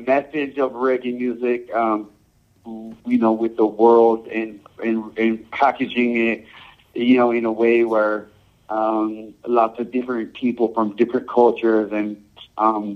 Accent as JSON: {"language": "English", "country": "Samoa", "tie": "born or raised there", "also_born_or_lived": "California, United States / Hawaii, United States / Japan", "moved": "yes", "lives_now": "United States", "said": "I grew up in Samoa"}